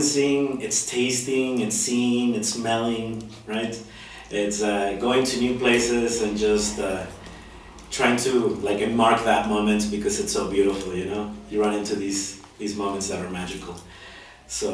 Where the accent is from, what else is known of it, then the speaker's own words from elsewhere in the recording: Guadalajara, Jalisco, Mexico; English is a second language; moved away as an adult; also born or lived in Puerto Vallarta / United States / Mexico City / Tijuana; now in San Cristóbal de las Casas, Mexico; I'm from Guadalajara, Jalisco. This is where I grew